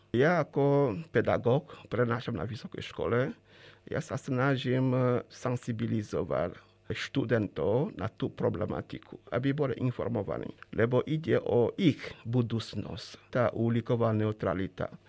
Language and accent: Slovak; Chad; Slovak is a second language; moved away as an adult; now in Slovakia; E, vtedy experti z Československa pôsobili u nás v Čade e, v rámci programu pre rozvoj a vývoj rozvojových krajín.